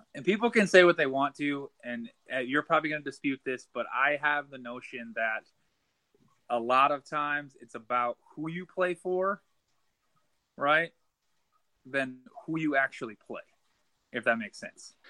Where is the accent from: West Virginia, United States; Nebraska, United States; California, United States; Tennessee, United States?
Nebraska, United States; Omaha; now in Lincoln, United States; I live in Lincoln, Nebraska. I was born in Omaha